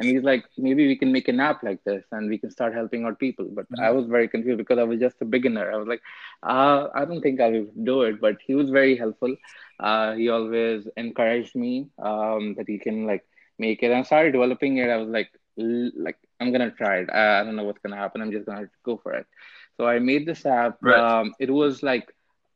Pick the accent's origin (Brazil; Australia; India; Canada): India; moved away as an adult; also born or lived in Boston, United States; now in United States; I came from India to Boston and University of Massachusetts, Boston, right?